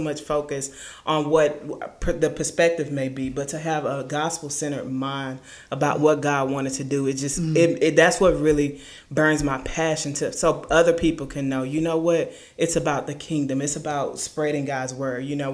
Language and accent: English; Lecompte, Louisiana, United States; moved away as an adult; also born or lived in Ruston, Louisiana; I'm originally from LeCount, Louisiana